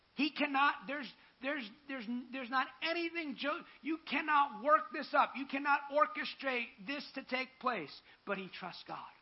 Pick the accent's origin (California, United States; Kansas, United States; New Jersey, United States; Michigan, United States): New Jersey, United States; I'm from New Jersey